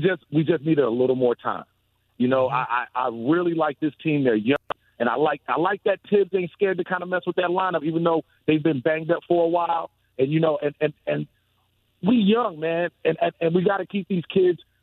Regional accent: New York City, New York, United States; I'm from Brooklyn, New York

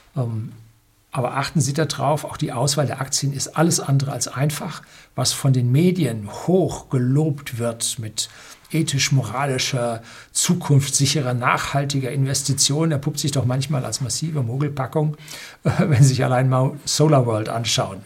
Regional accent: Germany; bei uns in Deutschland

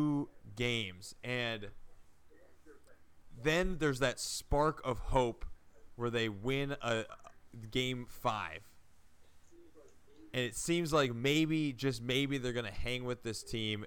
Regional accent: Minneapolis, Minnesota, United States; growing up in Minneapolis

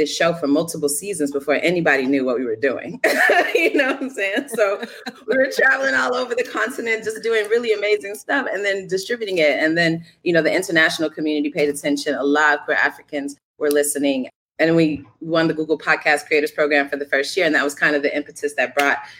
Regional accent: Chicago, Illinois, United States; I grew up on the south side of Chicago

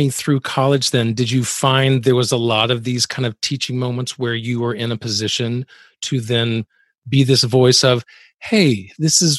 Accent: the South, United States; I I grew up in the South, and that's a very distinctive accent, and my mother I don't sound anything like her

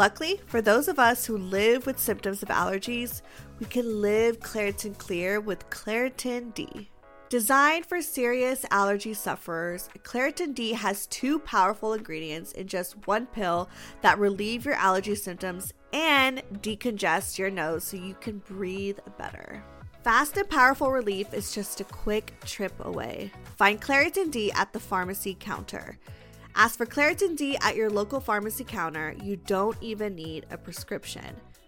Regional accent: Germany; moved away as an adult; I'm from a little town in Germany

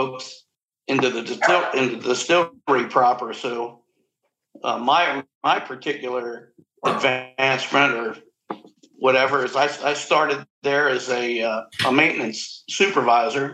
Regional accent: Cincinnati, Ohio, United States; I was growing up in Cincinnati.

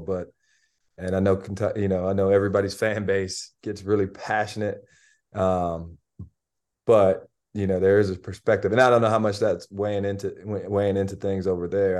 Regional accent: Albion, Michigan, United States; I grew up in Albion. It's twenty-five minutes away

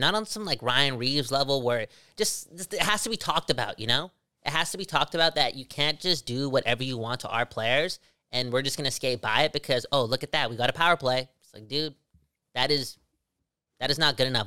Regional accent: Surrey, British Columbia, Canada; I got a lot of bias from my hometown.

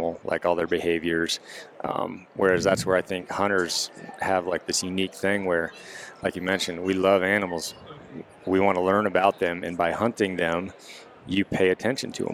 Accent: Washington, United States; I was a Washington guy, so we didn't have that many deer to look

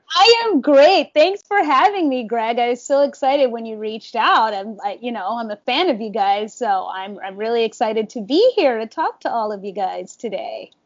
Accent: Washington, District of Columbia, United States; moved away as an adult; now in New York, United States; I am from Southwest DC, born and raised

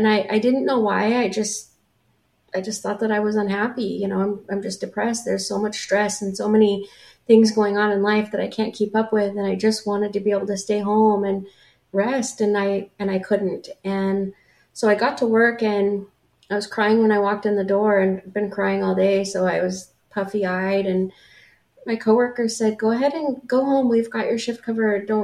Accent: La Grande, Oregon, United States; moved away as an adult; also born or lived in Olympia, Washington; my hometown where I grew up in La Grande, Oregon

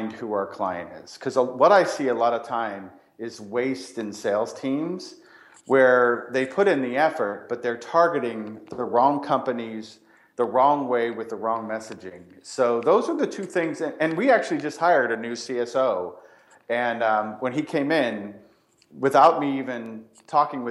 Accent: Ireland; I'm Irish

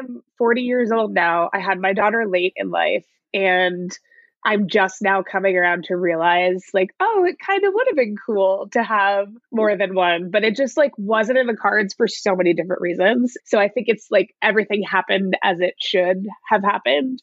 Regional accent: Nyack, New York, United States; now in San Francisco, United States; I grew up in New York, in Nyack, New York, a small town on the Hudson

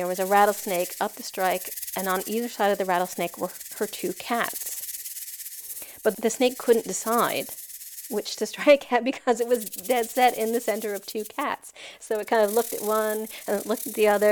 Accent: Boca Raton, Florida, United States; moved away; I grew up in Boca Raton, which is a suburb, it's not far from Fort Lauderdale

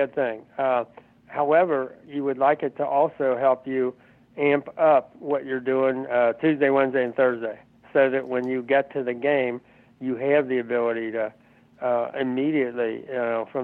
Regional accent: Cincinnati, Ohio, United States; growing up in Cincinnati

